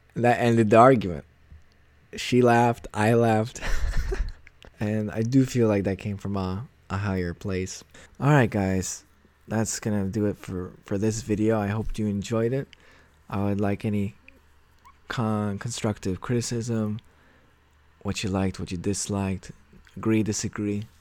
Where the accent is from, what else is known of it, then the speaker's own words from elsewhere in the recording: United States; moved away as an adult; now in Poland; I was born and raised in the States.